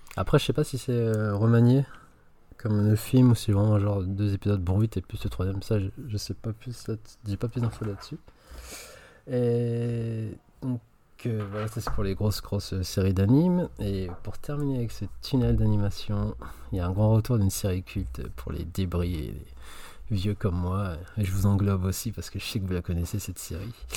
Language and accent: French; France; chez nous en France